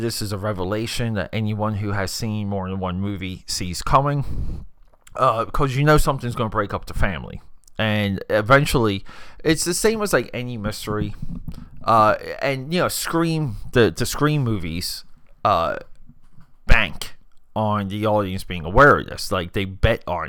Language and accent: English; New Jersey, United States; Me growing up in New Jersey, you had to know about Steven Spielberg if you were growing up, because coming from Jersey